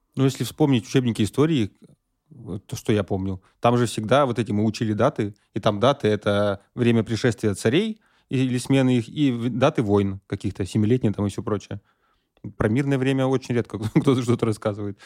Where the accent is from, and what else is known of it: Russia; moved away as an adult; now in Armenia